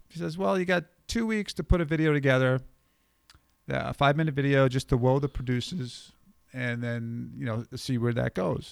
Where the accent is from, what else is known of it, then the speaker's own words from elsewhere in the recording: New York, United States; growing up in New York